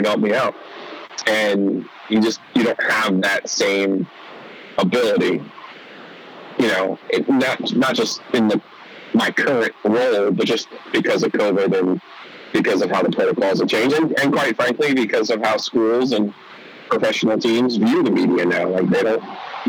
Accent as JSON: {"language": "English", "area": "outside of New York City", "region": "New Jersey", "country": "United States", "tie": "born or raised there", "said": "as someone who grew up in New Jersey, but I grew up outside of New York City"}